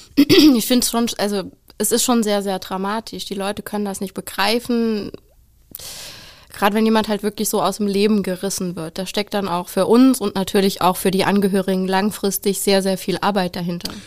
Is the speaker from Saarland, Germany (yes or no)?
yes; Saarland, Germany; ich komme aus dem schönen kleinen Saarland